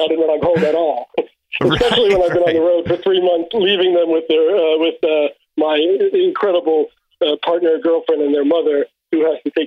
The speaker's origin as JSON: {"language": "English", "town": "New York City", "region": "New York", "country": "United States", "moved": "yes", "said": "although I lived in New York for many, many years, I'm from Brooklyn"}